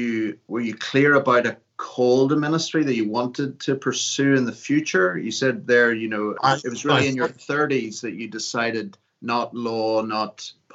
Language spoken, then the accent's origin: English; Carrickfergus, Northern Ireland, United Kingdom; moved away; In Northern Ireland and Carrickfergus Gospels Hall, little Brethren Assembly. I was brought up in the Christian Brethren